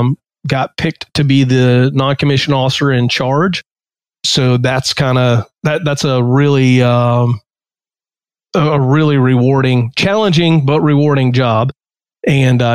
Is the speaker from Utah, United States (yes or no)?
no; North Carolina, United States; moved away as an adult; I grew up in North Carolina and I joined the Army when I was 22